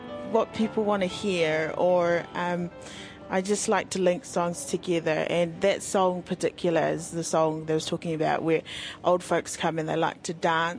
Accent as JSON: {"language": "English", "town": "Hastings", "region": "Hawke's Bay", "country": "New Zealand", "tie": "born or raised there", "first_language": "English", "moved": "as an adult", "lives_now": "Wellington, New Zealand", "said": "Oh, I was born in Hastings. My family's from Ngāti Kahununu ki Hiratonga. My mum was brought up there in Bridge Park, and my dad's from Samoa, but he was brought up in Auckland."}